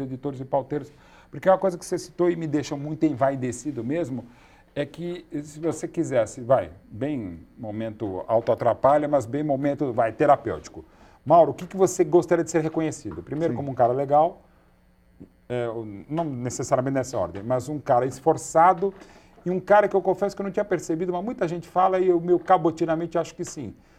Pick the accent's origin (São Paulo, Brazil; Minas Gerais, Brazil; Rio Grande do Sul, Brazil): São Paulo, Brazil; na Avenida da Nazaré, onde eu nasci, a casa onde eu nasci no Ipiranga